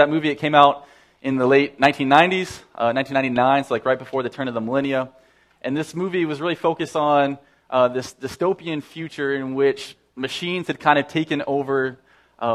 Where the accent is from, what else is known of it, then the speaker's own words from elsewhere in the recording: Saskatoon, Saskatchewan, Canada; moved away; I grew up in Saskatoon